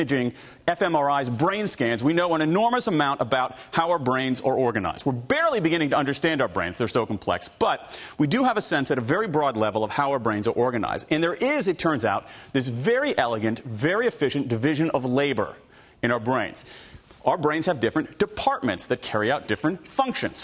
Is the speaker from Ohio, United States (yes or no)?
yes; Columbus, Ohio, United States; I grew up in the Midwest, Columbus, Ohio